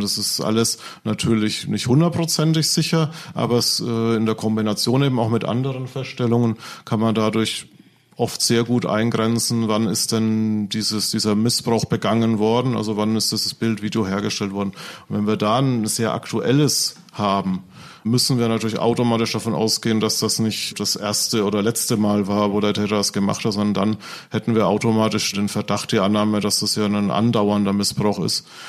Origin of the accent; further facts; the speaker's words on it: Franconia, Bavaria, Germany; accent: Franconian; wo ich herkomme, komme, aus Franken, das hört wahrscheinlich jeder